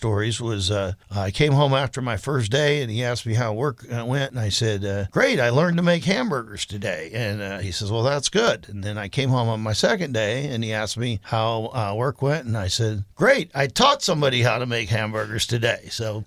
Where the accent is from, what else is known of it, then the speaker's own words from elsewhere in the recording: the South, United States; moved away; growing up in the South